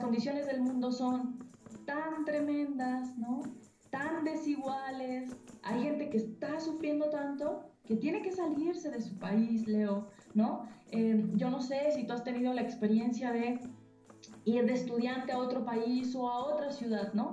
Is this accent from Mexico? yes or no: yes; Mexico; cómo nos moldea la violencia eh, eh, eh, como mexicanos